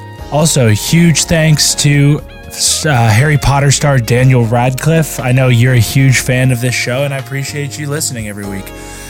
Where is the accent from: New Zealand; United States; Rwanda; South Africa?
New Zealand; I'm a Kiwi.